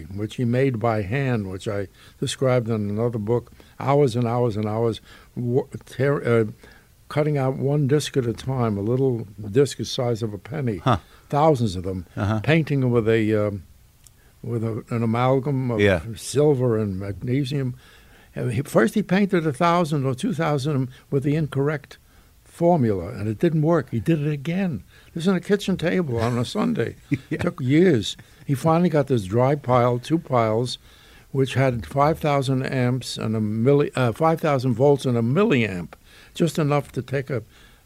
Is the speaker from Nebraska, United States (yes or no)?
no; New York City, New York, United States; I grew up in the Bronx